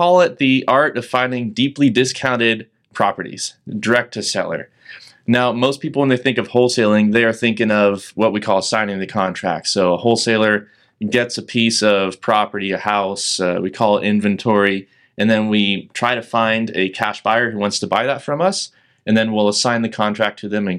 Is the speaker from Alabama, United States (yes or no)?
no; California, United States; now in Portland, United States; Yeah, so I am from California originally. I moved to Portland at the tail end of 2018.